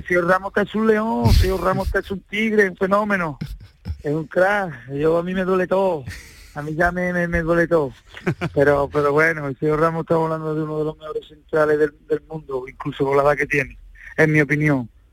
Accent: Sanlúcar de Barrameda, Andalusia, Spain; Yo, sanluqueño

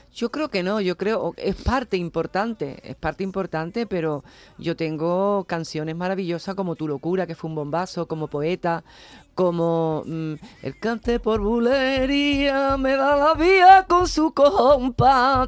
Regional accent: Jerez de la Frontera, Andalusia, Spain; a mi tierra, a Jerez

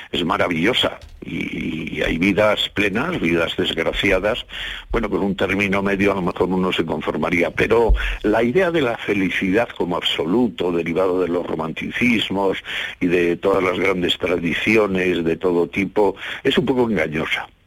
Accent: Villablino, Castile and León, Spain; yo quiero mucho a mi pueblo, eh, al Valle de la Siana.

